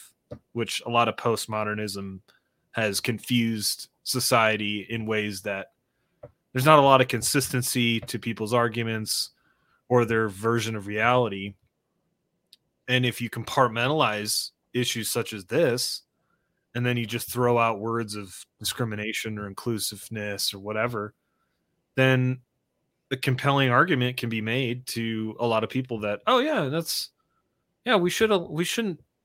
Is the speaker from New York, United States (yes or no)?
no; Michigan, United States; now in Colorado, United States; we're from Michigan